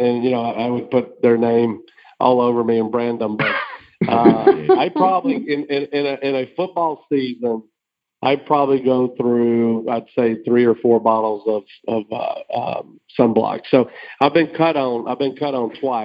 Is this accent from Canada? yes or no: no; Alabama, United States; growing up in Alabama